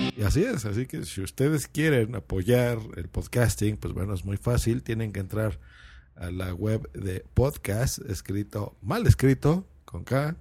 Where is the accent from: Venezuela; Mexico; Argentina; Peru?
Mexico; Lerma, State of Mexico; cuando yo era niño, yo vivía en una población que se llamaba Lerma, eso es en el Estado de México, muy cerca de Toluca